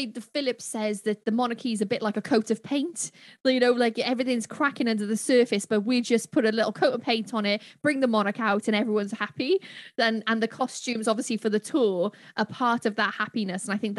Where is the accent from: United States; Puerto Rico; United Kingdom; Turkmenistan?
United Kingdom; And just because we are British, it doesn't mean we can speak the Queen's accent.